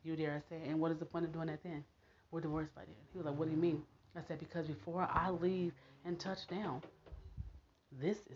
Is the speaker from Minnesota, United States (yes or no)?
no; Nebraska, United States; I'm from Nebraska